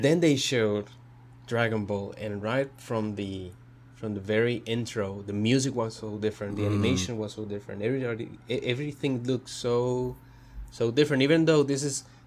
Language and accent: English; Mexico; moved away; growing up in Mexico, you get exposed to a lot of cartoons from other countries